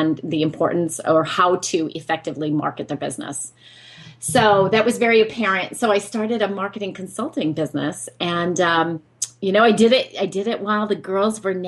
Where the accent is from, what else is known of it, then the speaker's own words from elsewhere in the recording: Northeast, United States; now in Dorset; I was born in the Northeast, and I'm from a family of six children